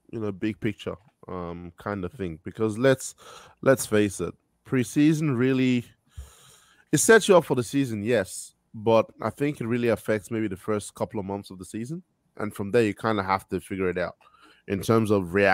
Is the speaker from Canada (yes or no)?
no; Australia; Yeah, like Daniel said, I'm I'm from Australia.